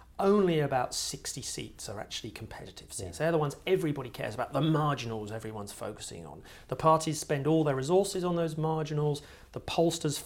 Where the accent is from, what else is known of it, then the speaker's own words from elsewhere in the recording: Sussex, South East England, United Kingdom; I grew up in Sussex